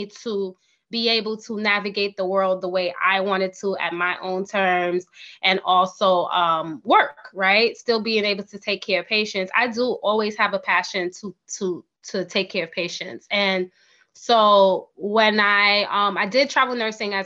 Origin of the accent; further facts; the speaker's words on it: New York City, New York, United States; I'm originally from New York City. I did all of my schooling in New York City, including my master's degree